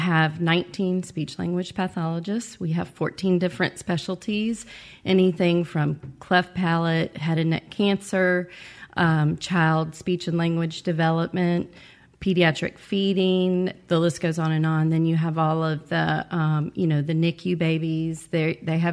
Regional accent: Nashville, Tennessee, United States; moved away; I am originally from Nashville, Tennessee, which is a big voice city

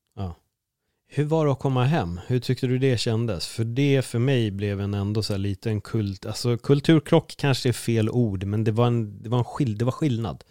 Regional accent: Sweden; vi är jättetrevliga vi svenskar

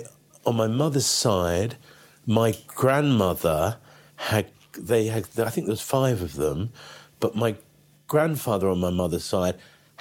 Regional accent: Canterbury, South East England, United Kingdom; I was born in Canterbury. My parents are from London, are very London.

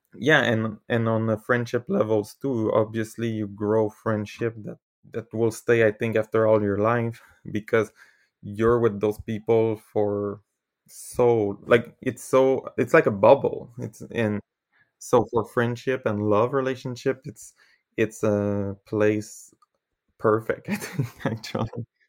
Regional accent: Canada; first language French; English is a second language; I'm from Canada

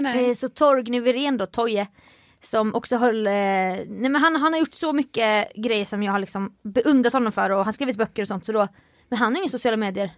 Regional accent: Jönköping, Jönköping County, Sweden; moved away; min hemstad Jönköping

